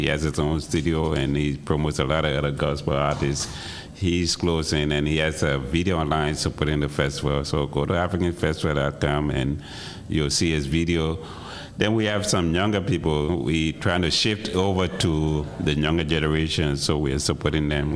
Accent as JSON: {"language": "English", "country": "Liberia", "tie": "born or raised there", "also_born_or_lived": "Evanston, Illinois", "moved": "as an adult", "lives_now": "Chicago, United States", "said": "I've lived in Chicago longer than I've lived in my home country, my birth country, which is Liberia. I came here in 76 to go to school"}